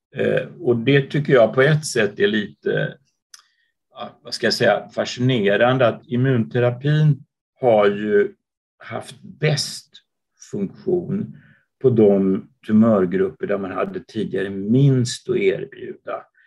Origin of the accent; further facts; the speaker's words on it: Uppsala, Uppsala County, Sweden; moved away as an adult; also born or lived in London, United Kingdom / Copenhagen, Denmark; now in Gothenburg, Sweden; Jag är född och uppvuxen i Uppsala